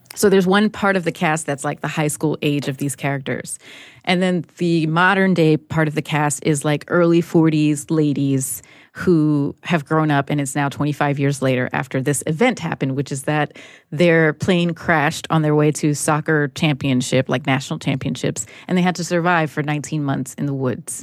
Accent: Newark, New Jersey, United States; growing up in Newark, it was very materialistic

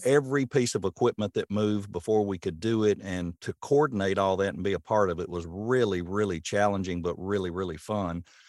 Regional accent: Rutherford County, Tennessee, United States; moved away as an adult; now in Portland, United States; being a transplant, I'm from Rutherford County

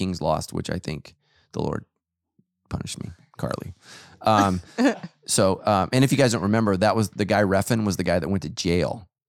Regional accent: Ireland; Like, I'm Irish, man. We have no sun.

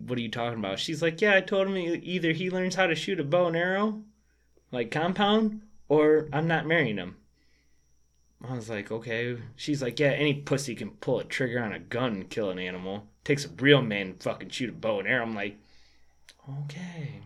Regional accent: Michigan, United States; I'm from Michigan. We don't have, I'm not from an area where we have elk.

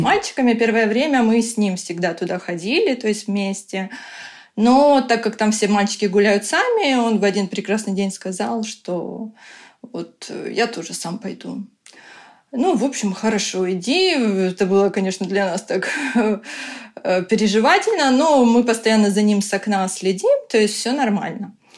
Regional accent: Ukraine; moved away as an adult; now in Tallinn, Estonia; мы сами из Украины, сейчас вынуждены живем в Таллине

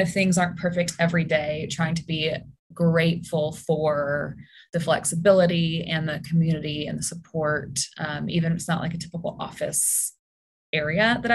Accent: Birmingham, Alabama, United States; also born or lived in Mississippi / Washington, District of Columbia, United States; So I am born and raised in Birmingham

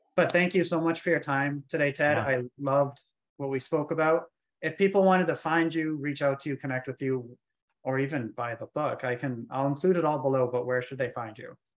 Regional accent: Maine, United States; moved away as an adult; now in Atlanta, United States; I'm from Maine

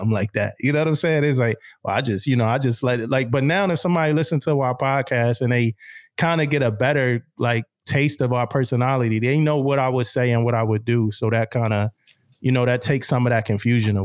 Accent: Philadelphia, Pennsylvania, United States; born or raised there; moved away as an adult; also born or lived in Jacksonville

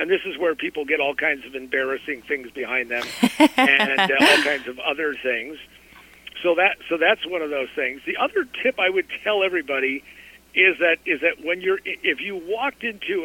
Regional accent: Colorado, United States; I grew up in Colorado

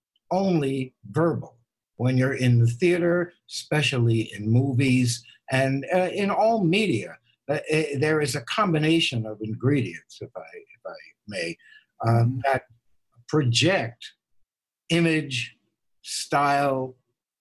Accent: New York City, New York, United States; moved away as an adult; also born or lived in Los Angeles; now in New York City, United States; when I grew up in New York City

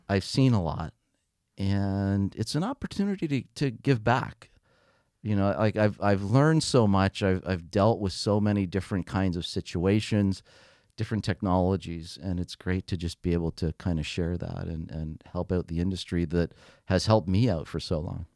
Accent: Canada; also born or lived in London; being Canadian

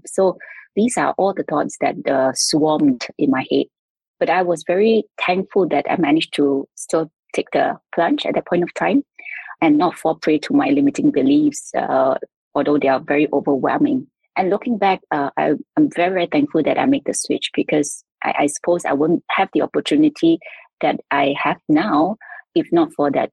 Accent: Singapore; now in Shanghai, China; I'm a Singaporean currently residing in Shanghai, China.

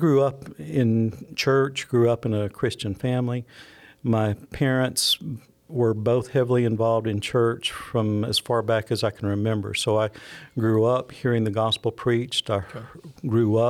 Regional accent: Franklin County, Alabama, United States; I grew up down in Franklin County, went to high school at Phil Campbell, graduated from there

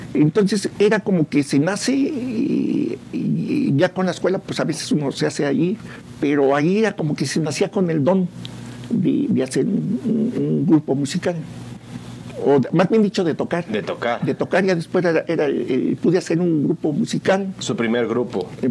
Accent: San Juan del Río, Querétaro, Mexico; De aquí de San Juan del Río. San Juan, San Juanense

